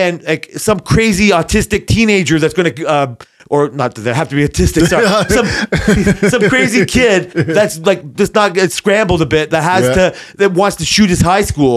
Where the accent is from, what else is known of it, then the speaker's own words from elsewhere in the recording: Canada; as a Canadian perspective